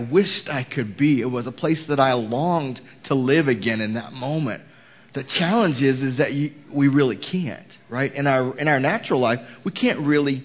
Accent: Houston, Texas, United States; now in Mooresville, United States; Houston, which was my hometown

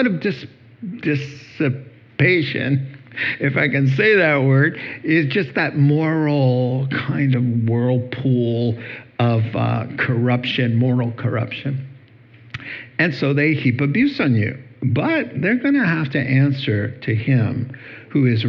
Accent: the South, United States; I'm from the South

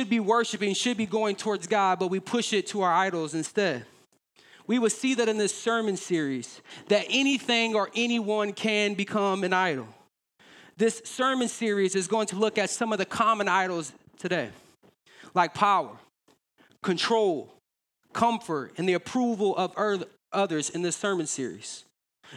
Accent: Davenport, United States; we're from the Quad Cities. We love the QC

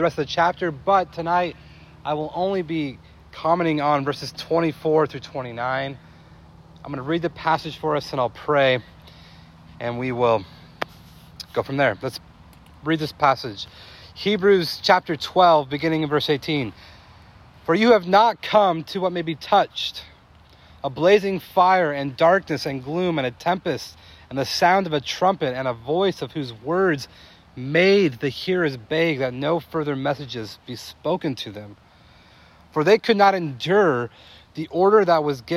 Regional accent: California, United States; moved away; growing up in California was a neat place

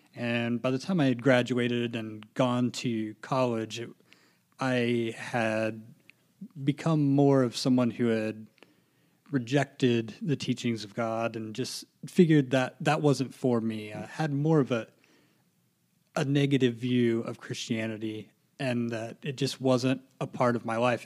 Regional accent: Lafayette, Indiana, United States; I'm originally from Lafayette

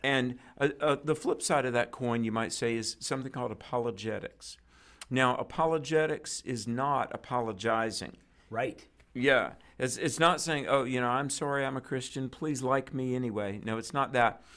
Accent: North Carolina, United States; my home state is North Carolina

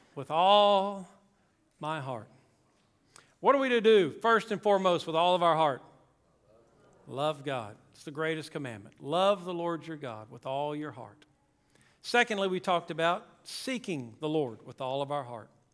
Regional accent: South Louisiana, United States; moved away; also born or lived in Mississippi; We grew up in Louisiana, Tanner and I did, South Louisiana

